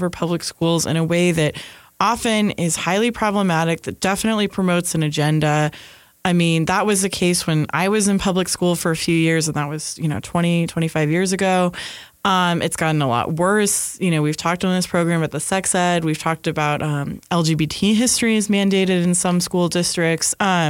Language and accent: English; California, United States; growing up in California